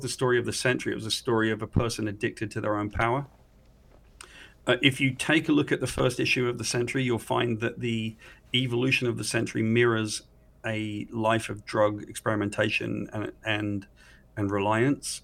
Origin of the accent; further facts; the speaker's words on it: United Kingdom; I'm a Brit